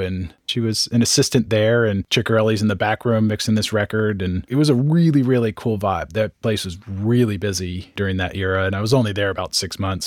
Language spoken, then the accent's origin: English; San Francisco Bay Area, California, United States; also born or lived in Marin County / Sonoma County; I grew up in San Francisco Bay Area. I was born in San Francisco, one of the few natives, and grew up in Marin and Sonoma County.